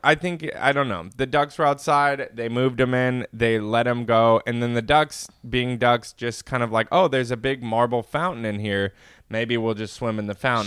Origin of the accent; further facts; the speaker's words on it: Inland Empire, California, United States; I was born and raised in California